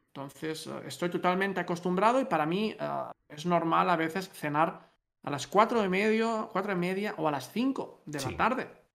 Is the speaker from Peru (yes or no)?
no; Spain; moved away as an adult; now in Netherlands